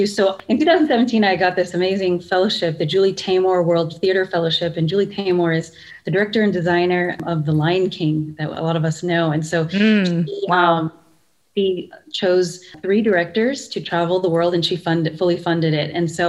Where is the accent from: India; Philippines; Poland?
Philippines; because even my own identity as a Filipino is so, I understand it very differently, because being Filipino is like, when I'm here, it's like, yeah, we look the same.